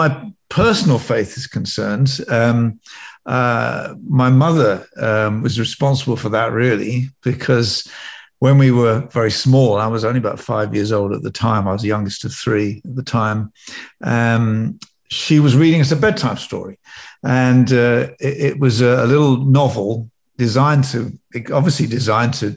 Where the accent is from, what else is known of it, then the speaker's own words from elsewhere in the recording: Northamptonshire, East Midlands, United Kingdom; I was brought up in Northamptonshire in a little village.